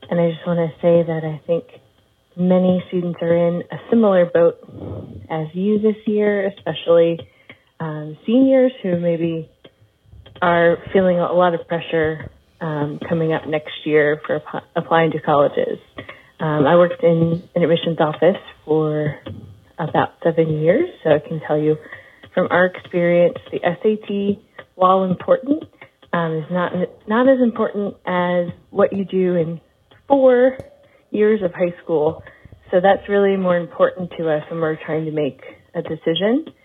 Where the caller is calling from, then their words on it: Virginia, United States; I'm calling from Virginia